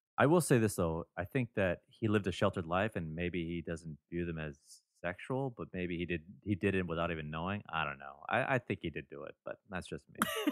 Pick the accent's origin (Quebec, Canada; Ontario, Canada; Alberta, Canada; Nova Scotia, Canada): Ontario, Canada; Toronto; my hometown of Toronto